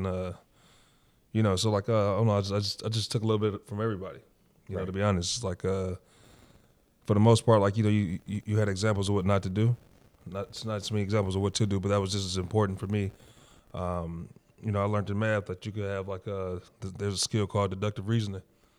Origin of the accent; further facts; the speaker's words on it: Detroit, Michigan, United States; From the west side of Detroit, Northwest to be exact, Finkel and Greenfield, if anybody who's familiar.